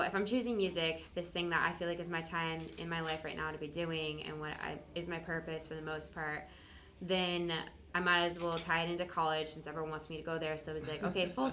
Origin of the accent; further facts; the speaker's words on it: Michigan, United States; moved away; also born or lived in Florida; I grew up in the Midwest in Michigan